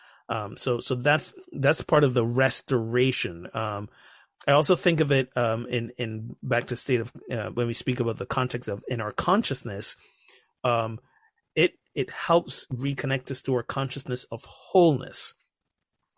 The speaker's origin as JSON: {"language": "English", "country": "Barbados", "tie": "born or raised there", "moved": "yes", "said": "I grew up in the Caribbean, Barbados, to be exact"}